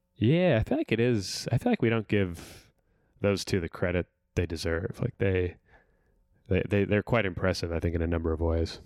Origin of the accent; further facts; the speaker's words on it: California, United States; I'm from California